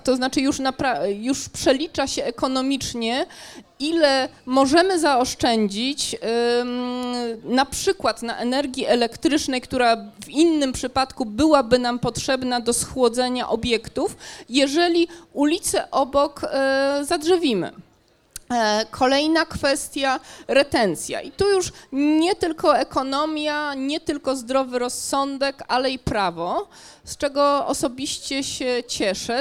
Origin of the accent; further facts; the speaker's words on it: Gdańsk, Pomeranian Voivodeship, Poland; jestem przede wszystkim gdańszczanką